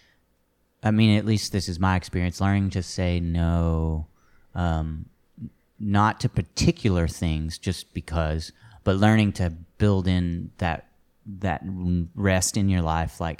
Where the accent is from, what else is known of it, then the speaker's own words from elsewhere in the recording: Fort Worth, Texas, United States; I'm from Fort Worth